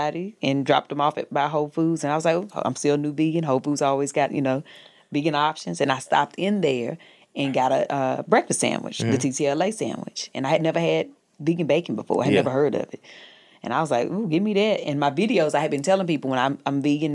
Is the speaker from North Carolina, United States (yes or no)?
yes; North Carolina, United States; moved away as an adult; also born or lived in the South; now in Los Angeles, United States; I'm from North Carolina.